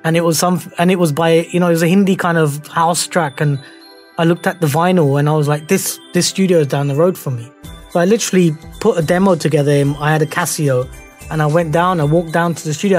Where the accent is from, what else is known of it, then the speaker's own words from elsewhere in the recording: Croydon, London, United Kingdom; growing up in Croydon, I mean, I was I was in Croydon for six years